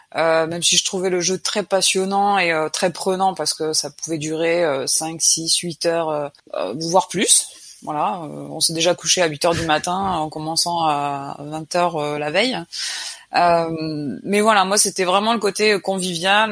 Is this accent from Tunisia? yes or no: no; Picardy, Hauts-de-France, France; moved away as an adult; je suis originaire de Picardie